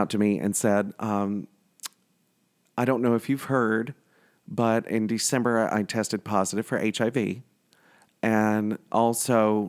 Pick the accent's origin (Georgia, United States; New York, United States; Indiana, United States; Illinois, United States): New York, United States; So me being a New Yorker and part of Cuomo's End AIDS by 2020, and we're well on our way.